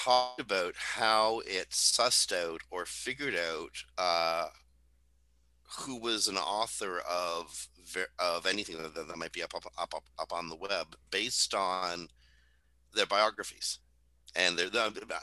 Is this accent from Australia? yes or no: no; Canada; We're not used to measuring our accomplishments